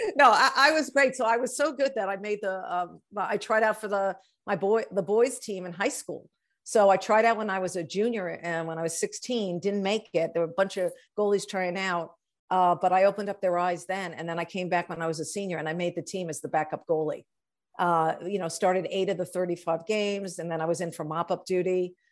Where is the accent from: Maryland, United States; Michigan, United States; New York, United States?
New York, United States; Long Island; I grew up on Long Island in New York.